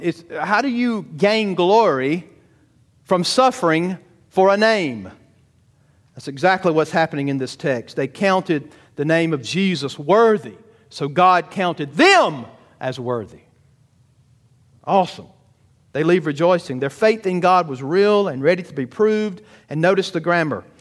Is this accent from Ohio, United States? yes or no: no; Georgia, United States; I'm a Southern boy. I'm from Georgia.